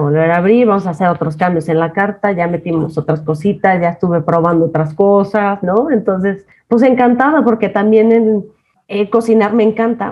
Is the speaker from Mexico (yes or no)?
yes; Jalisco, Mexico; moved away as an adult; now in Mexico City, Mexico; me encantan los mariscos como soy de Jalisco